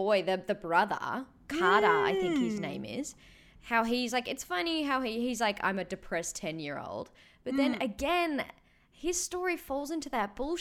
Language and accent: English; Australia; as an Australian citizen